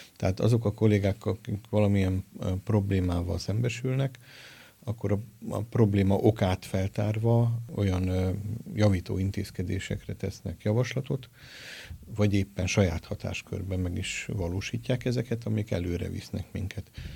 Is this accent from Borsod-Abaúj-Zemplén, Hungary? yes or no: yes; Miskolc, Borsod-Abaúj-Zemplén, Hungary; moved away as an adult; also born or lived in Budapest / Kazincbarcika; now in Miskolc, Hungary; szülőföldemhez, Miskolchoz és Szentpéterhez